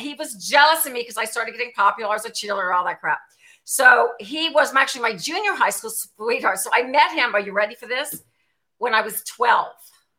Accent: New Orleans, Louisiana, United States; New Orleans.

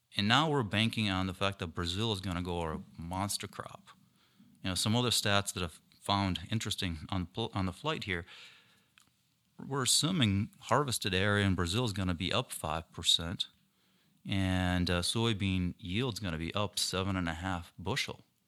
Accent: Ukraine; now in Minnesota, United States; I was born and raised in Ukraine.

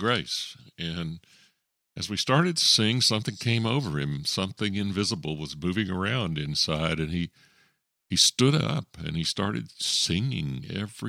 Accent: Texas, United States; moved away as an adult; I moved there from Texas, he was very interested in the fact that I was a Texan

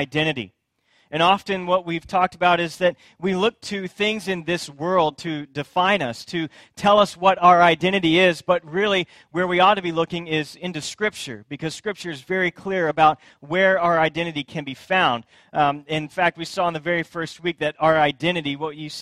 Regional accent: Friendswood, Texas, United States; also born or lived in Katy, Texas; I grew up in Friendswood, which is just outside of Houston, a little bitty town

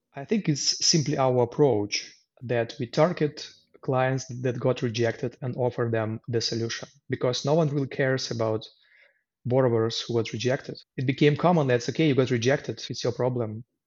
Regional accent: Luhansk, Luhansk Oblast, Ukraine; English is a second language; moved away as an adult; also born or lived in Kyiv, Ukraine; now in Poland; I was born in Lugansk in the east part of Ukraine. And in 2014, after uh, some internal separatist movement, I had to leave my home city and move to Kiev

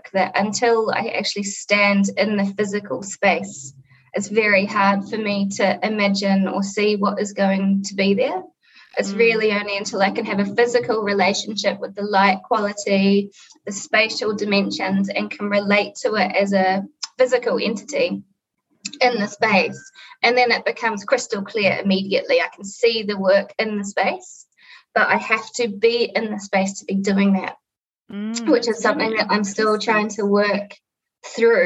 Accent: Auckland, New Zealand; It was just my mum and myself growing up in Northcote on the North Shore of Auckland

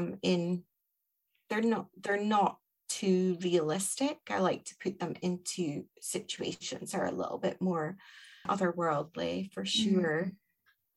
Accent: Scotland, United Kingdom; also born or lived in Aberdeen; I'm the Scottish one

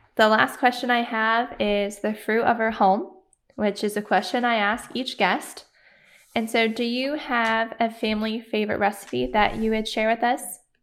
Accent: Michigan, United States; moved away; we're from Michigan

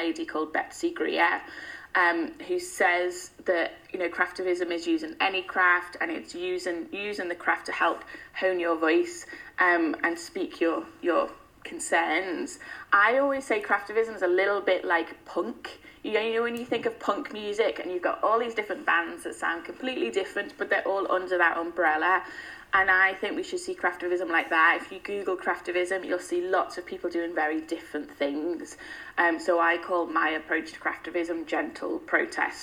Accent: Liverpool, North West England, United Kingdom; moved away as an adult; now in London, United Kingdom; I'm from Everton, which is still a very low income area with lots of inequality

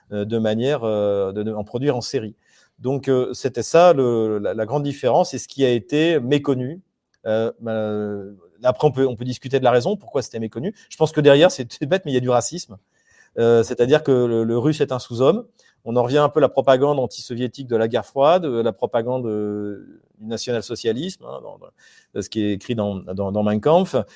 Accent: Quebec, Canada; je vous dis bonjour du Québec. D'ailleurs, euh, chez moi, il est. Enfin, chez moi, au Québec, il est, euh, il est 2h de l'après-midi

